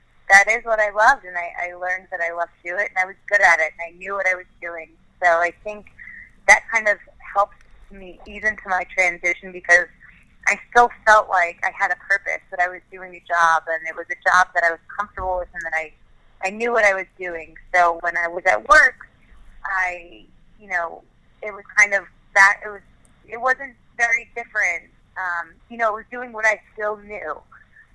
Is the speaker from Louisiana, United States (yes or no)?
no; New York, United States; growing up in New York and growing up a Yankees fan